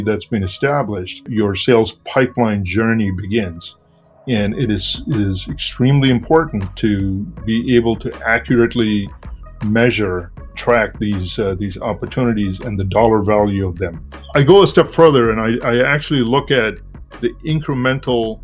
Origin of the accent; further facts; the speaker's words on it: India; moved away as an adult; also born or lived in Washington, D.C., United States; now in Boston, United States; I'm originally from India, and I came to the United States in the late 80s to get an MBA